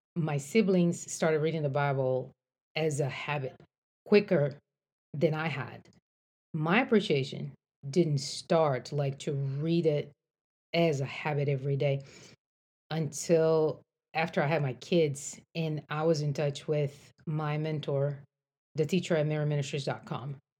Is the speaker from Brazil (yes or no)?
yes; Brazil; moved away as an adult; now in United States; I grew up in Brazil. I came to the States to go to college